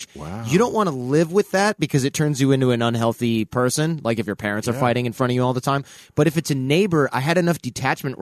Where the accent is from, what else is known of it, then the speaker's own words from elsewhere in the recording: Detroit, Michigan, United States; I lived in Detroit. I'm from Detroit